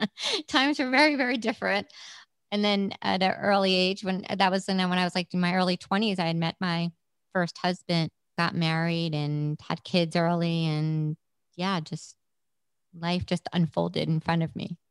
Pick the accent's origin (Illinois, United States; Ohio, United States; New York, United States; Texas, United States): New York, United States; New York City; moved away as an adult; now in Prescott, United States; I was born and raised in Brooklyn in a place called Trump Village.